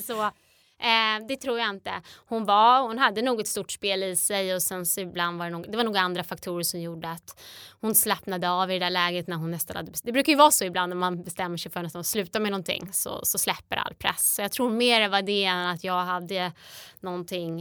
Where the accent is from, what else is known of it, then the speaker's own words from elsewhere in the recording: between Strängnäs and Eskilstuna, Södermanland, Sweden; där jag växte upp mellan Strängnäs och Eskilstuna på landet